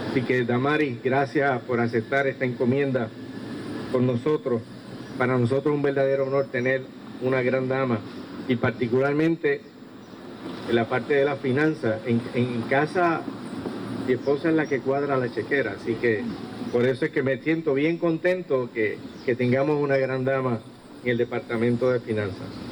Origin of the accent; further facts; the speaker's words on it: Ponce, Puerto Rico; a mi patria, a mi tierra, a mi Ponce. Estamos tan orgullosos de, de ser Ponce